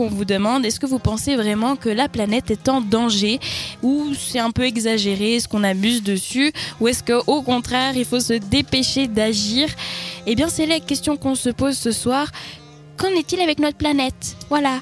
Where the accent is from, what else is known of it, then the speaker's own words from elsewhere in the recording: Spain; French is a second language; moved away; je suis espagnole